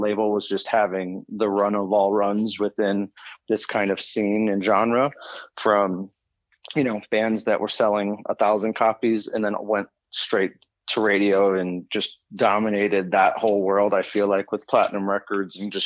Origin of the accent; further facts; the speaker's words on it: Des Plaines, Illinois, United States; grew up in Des Plaines.